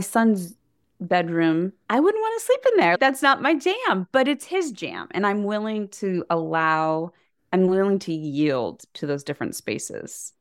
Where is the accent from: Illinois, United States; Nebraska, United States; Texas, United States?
Nebraska, United States; we were raised in Nebraska.